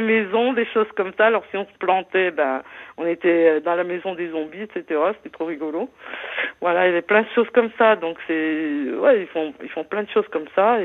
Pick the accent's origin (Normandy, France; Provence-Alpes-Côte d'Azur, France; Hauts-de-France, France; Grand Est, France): Grand Est, France; Moselle; je suis de la Moselle